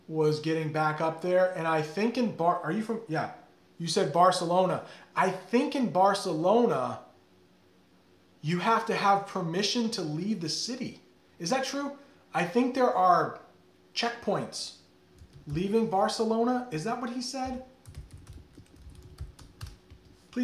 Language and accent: English; United States; Just as an American